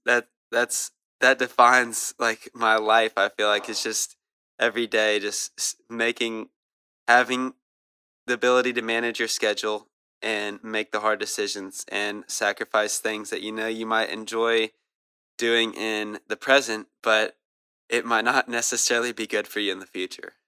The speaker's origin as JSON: {"language": "English", "town": "Louisville", "region": "Kentucky", "country": "United States", "said": "I'm from, um, I'm from Louisville, Kentucky"}